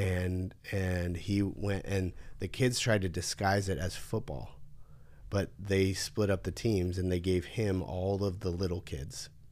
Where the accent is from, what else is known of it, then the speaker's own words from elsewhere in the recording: California, United States; growing up in California